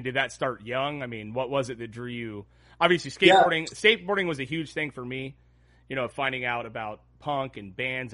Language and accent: English; Southern California, United States; also born or lived in Ventura, Oxnard; I growing up here in Southern California